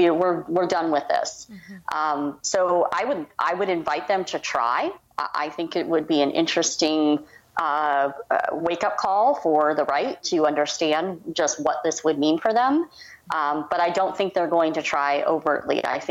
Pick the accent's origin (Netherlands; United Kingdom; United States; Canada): Canada; being Canadian, it's just, you know, he's just astounded that these arguments are still happening